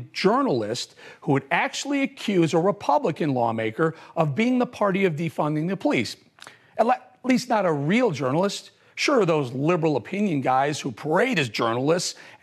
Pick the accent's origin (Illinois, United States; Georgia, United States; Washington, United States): Illinois, United States; Chicago; now in New York City, United States; I'm born and raised in Chicago